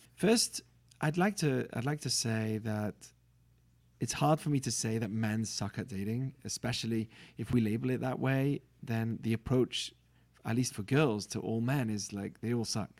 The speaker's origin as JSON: {"language": "English", "town": "Manchester", "region": "North West England", "country": "United Kingdom", "tie": "born or raised there", "also_born_or_lived": "Israel", "moved": "as an adult", "said": "I'm from England, born in Manchester, U K. Uh, grew up in a religious Jewish family."}